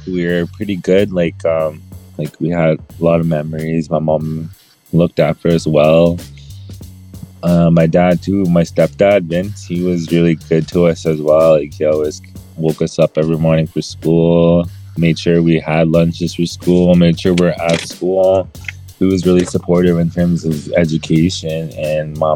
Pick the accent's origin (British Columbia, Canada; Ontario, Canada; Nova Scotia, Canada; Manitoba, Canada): Manitoba, Canada; Peguis First Nation; I'm from Pegwis First Nation, Manitoba, Canada